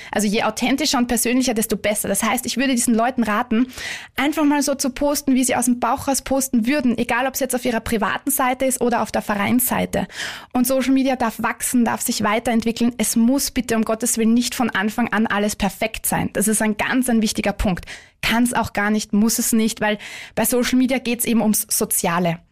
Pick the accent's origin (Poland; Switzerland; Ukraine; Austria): Austria; Vienna; moved away; ich bin ursprünglich Wienerin